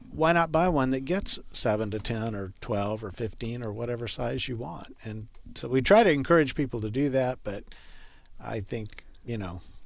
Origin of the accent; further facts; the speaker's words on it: Texas, United States; I grew up gardening in Texas